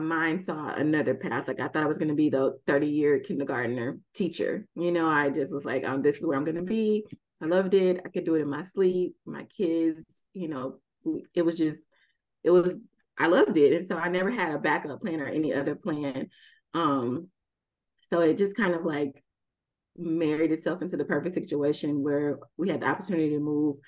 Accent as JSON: {"language": "English", "town": "Houston", "region": "Texas", "country": "United States", "also_born_or_lived": "Abu Dhabi", "moved": "yes", "said": "I'm from Houston"}